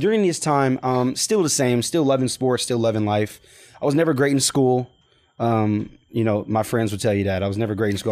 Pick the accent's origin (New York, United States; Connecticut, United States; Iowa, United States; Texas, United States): Texas, United States; Pearland; moved away as an adult; now in Baton Rouge, United States; grew up in Pearland, Texas, in Texas, Houston, Texas